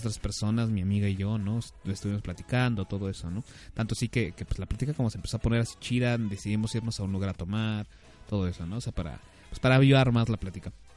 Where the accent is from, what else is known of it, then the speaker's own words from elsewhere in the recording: Mexico City, Mexico; las personas de la Ciudad de México nos conocen en, fuera de la Ciudad de México, nos conocen como chilangos